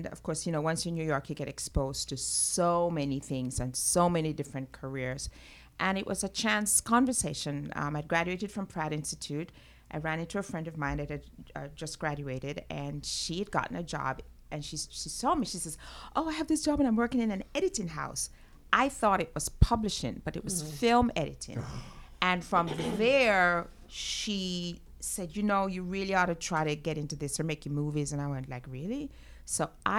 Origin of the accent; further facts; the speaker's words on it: Jamaica; moved away as an adult; now in United States; my formative years, I grew up in Jamaica, went to high school there, families from there. And then I came to the States to go to college